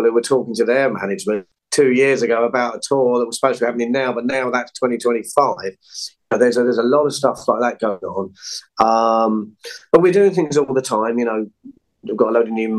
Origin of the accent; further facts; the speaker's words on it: England, United Kingdom; I'm English